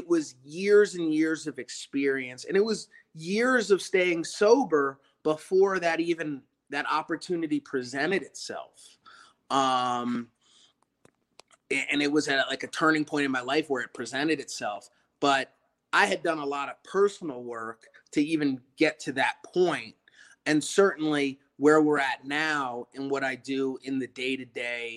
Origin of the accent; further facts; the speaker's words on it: Baltimore, Maryland, United States; I'm originally from the Baltimore metropolitan